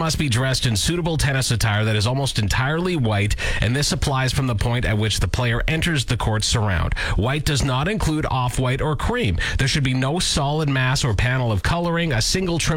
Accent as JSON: {"language": "English", "town": "Lanigan", "region": "Saskatchewan", "country": "Canada", "tie": "born or raised there", "moved": "yes", "said": "growing up in Lanigan"}